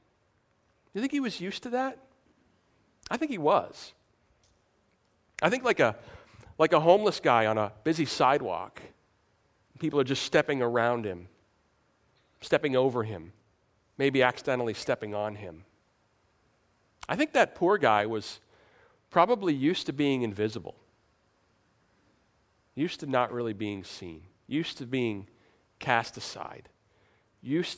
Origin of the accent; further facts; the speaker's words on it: New York, United States; I'm from New York